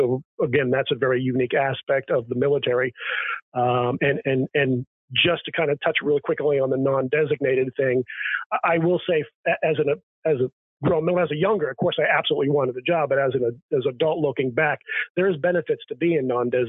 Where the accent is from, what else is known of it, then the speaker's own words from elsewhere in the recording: New England, United States; I come from New England, and New Englanders think like New Englanders, and it's different wherever you are in the country.